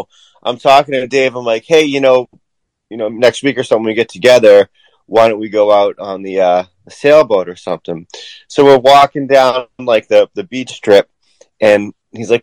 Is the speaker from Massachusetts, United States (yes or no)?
yes; Weymouth, Massachusetts, United States; I grew up in Weymouth